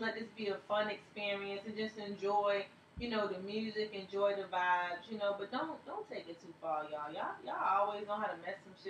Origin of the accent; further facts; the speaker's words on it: Virginia, United States; Because, you know, I came from Virginia. I didn't know if I was going to make it or not.